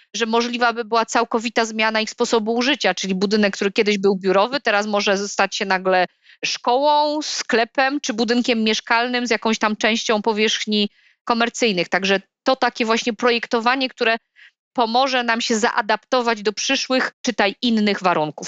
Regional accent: Silesian Voivodeship, Poland; u nas na Śląsku

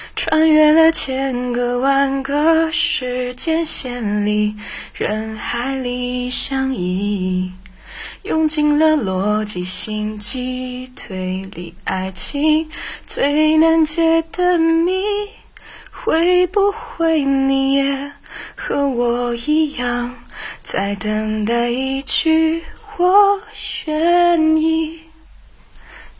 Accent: Xinjiang, China; 我是一个新疆人，所以前后鼻音不分

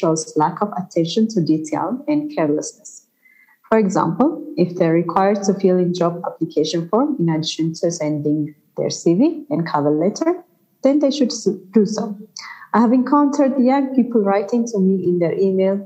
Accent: Ethiopia; my home country, Ethiopia

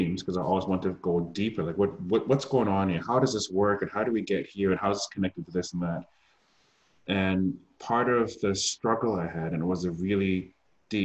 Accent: Germany; first language German; moved away; I was born and raised in Germany

